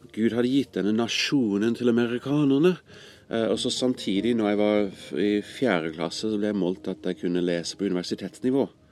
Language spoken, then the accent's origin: Norwegian; California, United States; also born or lived in Greece; now in Norway; Jeg kom opprinnelig fra California, men kom til Norge vel for litt over 20 år siden for første gang.